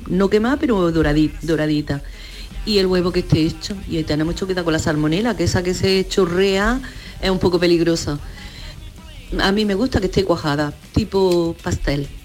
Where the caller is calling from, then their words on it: Granada, Andalusia, Spain; de Granada.